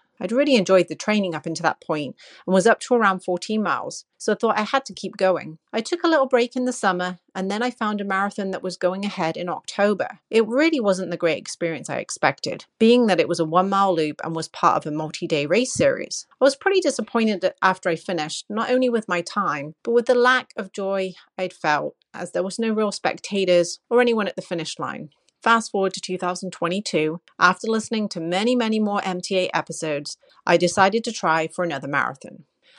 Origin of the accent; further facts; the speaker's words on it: New Jersey, United States; I'm from New Jersey.